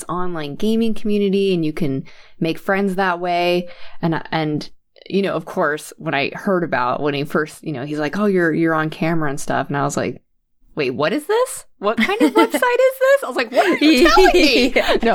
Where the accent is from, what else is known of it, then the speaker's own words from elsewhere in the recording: United States; also born or lived in Sweden; I'm American, so I'm living here in the United States